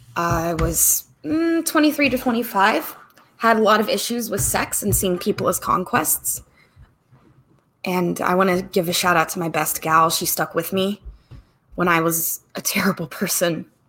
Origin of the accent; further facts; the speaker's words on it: the South / Midwest, United States; growing up in the South of the Midwest